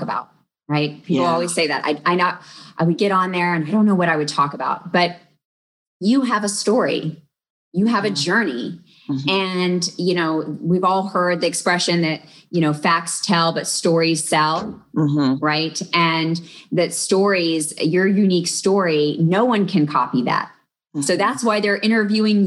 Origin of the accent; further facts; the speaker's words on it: Texas, United States; I grew up in Texas, but I also had relatives in Ohio.